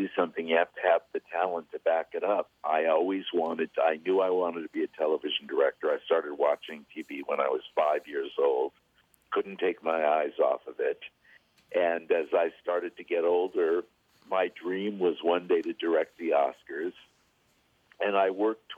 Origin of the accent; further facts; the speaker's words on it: Los Angeles, California, United States; I was born in Los Angeles, born and raised